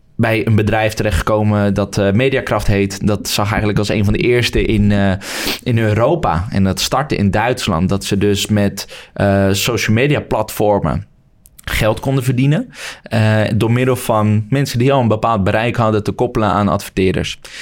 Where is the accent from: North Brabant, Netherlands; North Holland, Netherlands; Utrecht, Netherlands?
Utrecht, Netherlands; Woerden; vanuit de stad Woerden waar ik vandaan kom